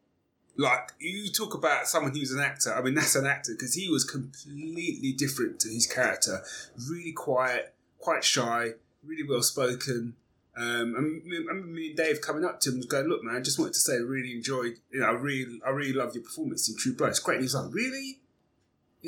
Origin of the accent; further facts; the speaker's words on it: London, United Kingdom; accent: Cockney; I'm from London. And it blew his mind because I was a black guy speaking with a, like, not only an English accent, but like a Cockney accent